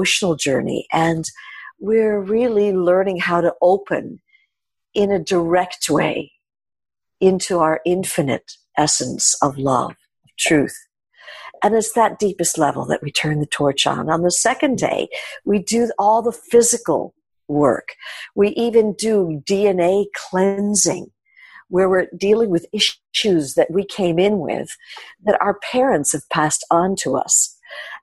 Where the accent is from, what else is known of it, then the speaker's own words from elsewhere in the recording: New York City, New York, United States; growing up in New York